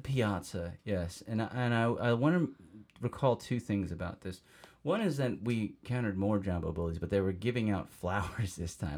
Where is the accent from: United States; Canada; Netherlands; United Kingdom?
United States; being American